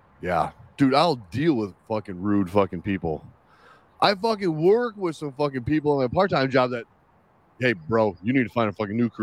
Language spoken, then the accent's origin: English; Chicago, Illinois, United States; I'm from Chicago